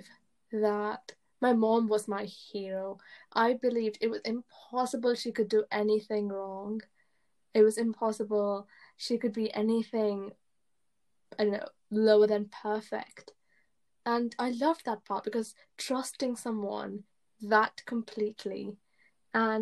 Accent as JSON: {"language": "English", "region": "England", "country": "United Kingdom", "tie": "born or raised there", "second_language": "English", "said": "I moved to England when I was in year one, and I didn't speak English that well"}